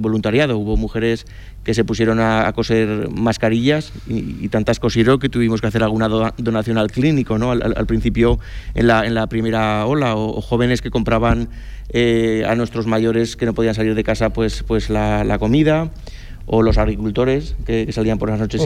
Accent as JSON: {"language": "Spanish", "town": "Cariñena", "region": "Aragon", "country": "Spain", "said": "mi pueblo"}